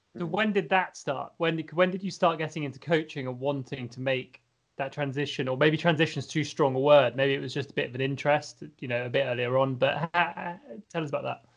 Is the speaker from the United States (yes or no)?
no; Scotland, United Kingdom; as a Scottish fencer, having been fencing in Scotland for a while